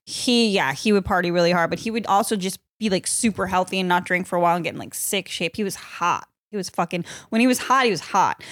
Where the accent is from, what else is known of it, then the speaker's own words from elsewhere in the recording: Massachusetts, United States; I'm from Massachusetts